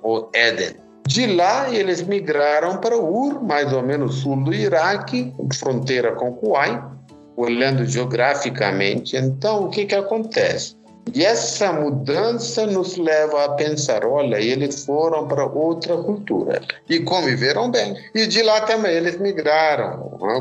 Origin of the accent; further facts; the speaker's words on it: India; moved away as an adult; now in Curitiba, Brazil; sou indiano, estou aqui 29 anos, sempre morei aqui na região de Curitiba